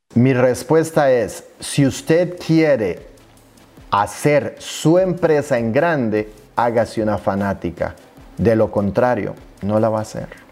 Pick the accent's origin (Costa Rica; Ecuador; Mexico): Costa Rica; decimos en mi país natal, Costa Rica